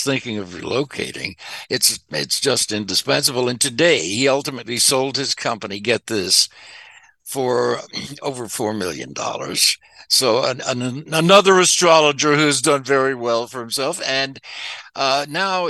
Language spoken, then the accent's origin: English; Arkansas, United States; moved away as an adult; also born or lived in Shreveport, Louisiana; now in Los Angeles, United States; now I was born in Shreveport, Louisiana, grew up in Arkansas